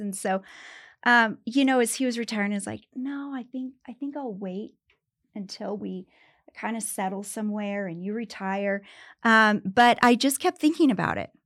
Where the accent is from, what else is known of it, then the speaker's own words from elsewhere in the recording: Pueblo, Colorado, United States; moved away as an adult; also born or lived in Greeley, Colorado; now in Denver, United States; I was raised in Pueblo